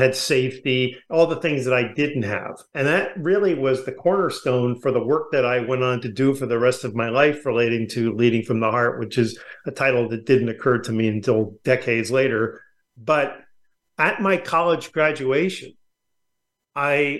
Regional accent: New York, United States; also born or lived in California; now in La Jolla, United States; I grew up in New York

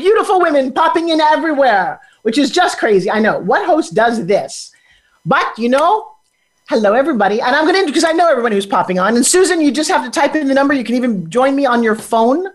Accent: New York, United States; now in California, United States; We're from New York

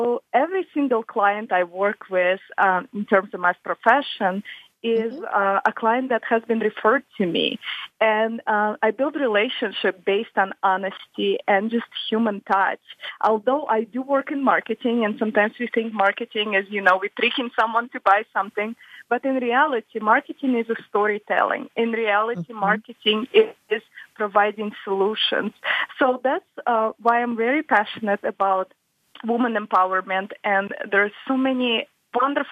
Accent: Russia; also born or lived in Michigan, United States; now in Detroit area, Michigan, United States; I was born in Russia, and now my home is United States

